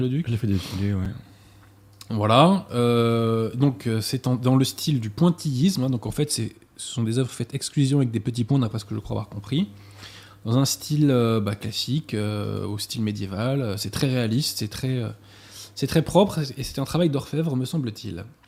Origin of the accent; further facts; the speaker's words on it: Paris, Île-de-France, France; j'évoluais euh, en tant que Parisien